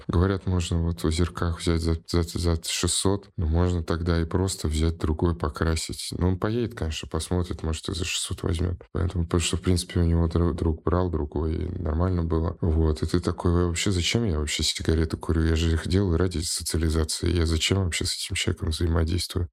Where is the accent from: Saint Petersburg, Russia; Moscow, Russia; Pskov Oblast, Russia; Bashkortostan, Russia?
Saint Petersburg, Russia; я же в Питере вырос